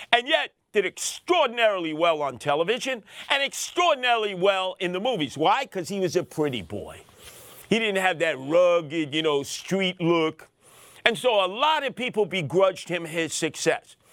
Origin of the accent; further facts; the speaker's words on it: New York City, New York, United States; I'm from Brooklyn. I'm from Brownsville, never ran, never will. Well, I lived there on Osborne and Heg-, Hegeman for a while